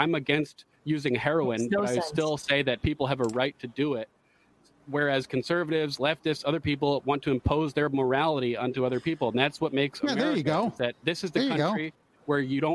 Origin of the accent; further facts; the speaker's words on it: United States; I'm an American